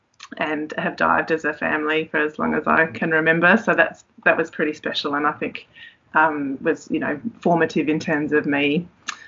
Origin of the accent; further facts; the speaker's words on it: Tasmania, Australia; I grew up in Tassie